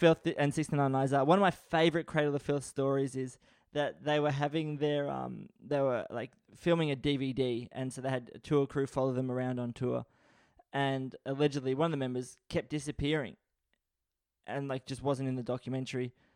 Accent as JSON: {"language": "English", "country": "Australia", "tie": "born or raised there", "said": "I was born in Australia."}